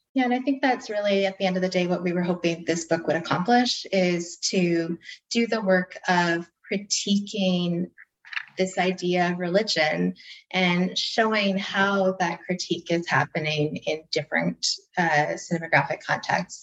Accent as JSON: {"language": "English", "country": "Canada", "said": "we're all Canadian"}